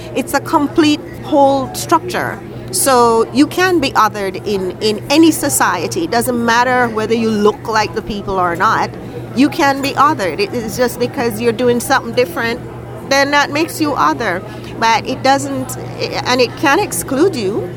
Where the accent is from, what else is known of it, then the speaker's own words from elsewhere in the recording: Jamaica; moved away as an adult; now in Edmonton, Canada; the same values I was raised with in Jamaica